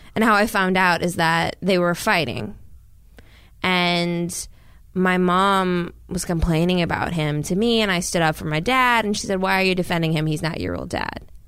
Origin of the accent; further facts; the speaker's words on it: Minnesota, United States; also born or lived in Washington, D.C. / Laos (parents' origin); I was born in D C. We pretty quickly ended up in Minnesota.